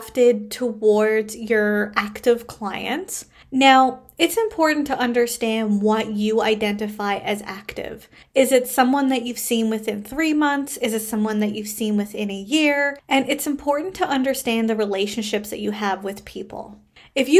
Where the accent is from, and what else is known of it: Canada